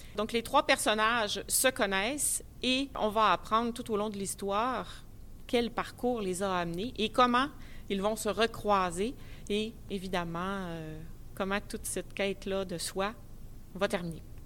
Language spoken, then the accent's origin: French; Saguenay, Quebec, Canada; je suis de Saguenay, euh, à la baie